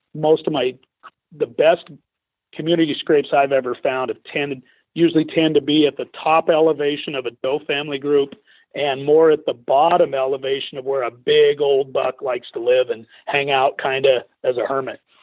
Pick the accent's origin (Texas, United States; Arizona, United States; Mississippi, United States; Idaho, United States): Idaho, United States; I grew up in Idaho where it's illegal to bait